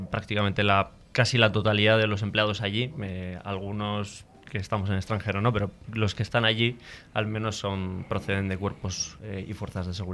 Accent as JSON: {"language": "Spanish", "town": "San Sebastián", "region": "Basque Country", "country": "Spain", "said": "De Donostia."}